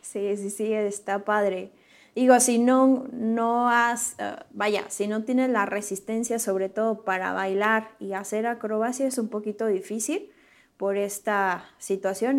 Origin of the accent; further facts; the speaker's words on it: Morelia, Michoacán, Mexico; now in Querétaro, Mexico; yo soy originaria de Morelia, Michoacán y radico ahora en Querétaro